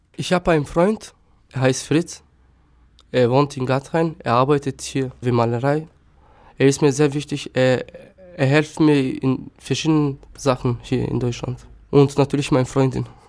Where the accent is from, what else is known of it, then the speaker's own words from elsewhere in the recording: Štip, North Macedonia; first language Turkish; German is a second language; moved away as an adult; also born or lived in Germany; now in Chemnitz, Germany; Ich bin in Mazedonien geboren, in einem kleinen Stadt Stipp.